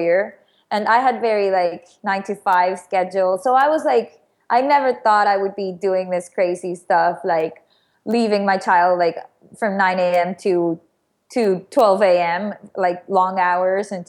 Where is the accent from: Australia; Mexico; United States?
Mexico; moved away; I'm originally from Mexico